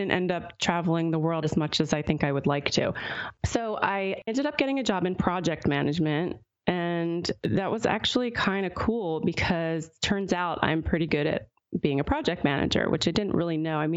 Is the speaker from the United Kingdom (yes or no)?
no; Pennsylvania, United States; luckily, I ended up at Temple, which is right in Philadelphia, so near my hometown. So I was able to move back home and commute to Temple.